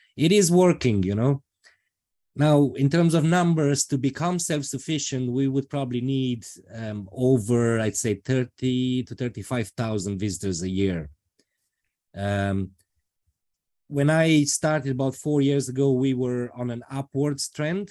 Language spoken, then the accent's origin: English; Transylvania, Romania; moved away as an adult; now in Ireland; I come from Romania, specifically from Transylvania